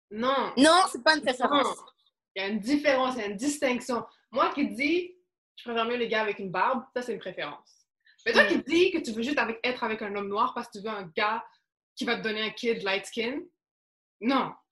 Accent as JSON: {"language": "French", "town": "Montreal", "region": "Quebec", "country": "Canada", "said": "Si tu me demandes, je viens d'où, je vais te dire Montréal."}